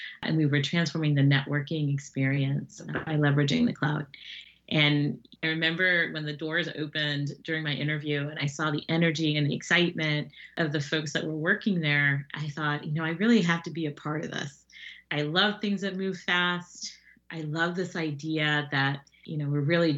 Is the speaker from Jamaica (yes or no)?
yes; Jamaica; I am Jamaican